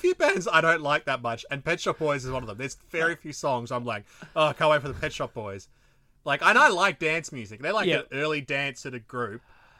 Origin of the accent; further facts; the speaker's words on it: Melbourne, Victoria, Australia; still in Victoria, dude. I'm from Melbourne.